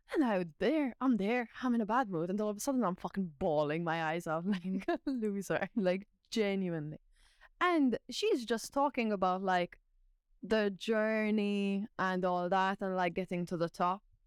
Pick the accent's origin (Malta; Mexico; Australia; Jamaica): Malta; now in Ireland; I'm from Malta, I'm not Irish